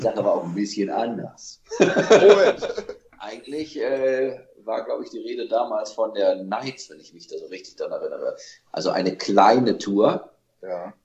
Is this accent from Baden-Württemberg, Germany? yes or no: no; Solingen, North Rhine-Westphalia, Germany; wir kommen nun mal aus Solingen